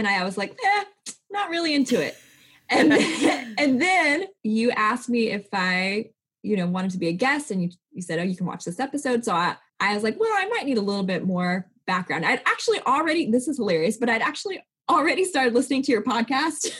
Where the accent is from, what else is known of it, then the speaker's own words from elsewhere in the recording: Kansas, United States; now in Nashville, United States; I grew up in Kansas.